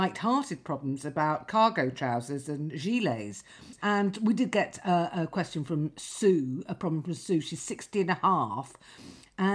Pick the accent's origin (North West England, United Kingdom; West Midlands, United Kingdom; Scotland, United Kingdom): North West England, United Kingdom; Lytham St Annes; moved away; I came from Lytham St Anne's.